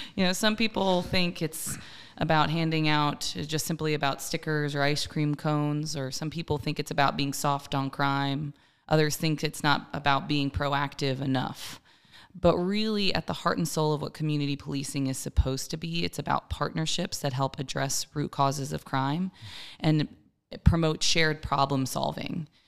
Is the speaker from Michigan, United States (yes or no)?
no; Maryland, United States; now in Columbia, United States; I was born and raised in Maryland, but Columbia has certainly been my home